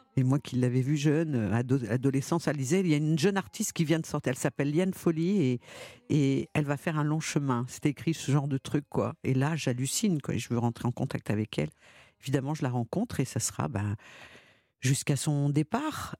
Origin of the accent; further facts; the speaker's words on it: Lyon, Auvergne-Rhône-Alpes, France; quand on est enfant, quand on est lyonnais